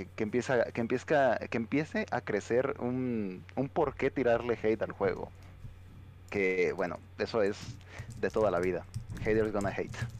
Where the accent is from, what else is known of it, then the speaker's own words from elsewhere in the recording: Mexico; nosotros como mexicanos